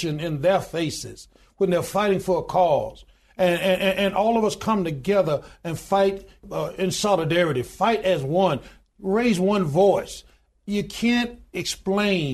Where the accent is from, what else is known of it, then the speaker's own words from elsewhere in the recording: Goodwater, Alabama, United States; I was born in the Deep South. I was born in a little small town in Goodwater, Alabama, population 1,292 today